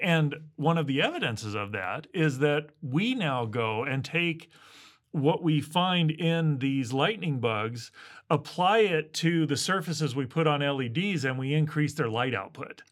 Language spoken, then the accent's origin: English; Midwest, United States; I grew up in the Midwest